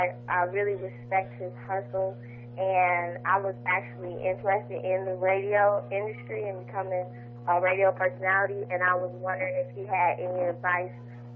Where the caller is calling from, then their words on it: Illinois, United States; This is …, and I'm from Illinois.